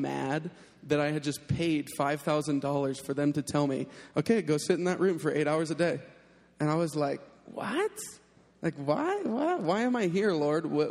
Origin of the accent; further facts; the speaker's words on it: North Carolina, United States; moved away; I'm from North Carolina. I was living in Raleigh, North Carolina.